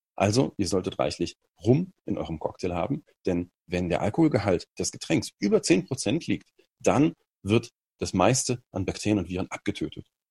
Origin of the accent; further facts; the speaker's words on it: Germany; als Deutscher